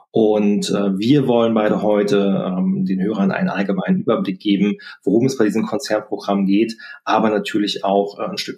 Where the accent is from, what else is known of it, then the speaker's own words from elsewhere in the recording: Berlin, Germany; moved away as an adult; also born or lived in Munich; Ich bin Berliner. Also in Berlin aufgewachsen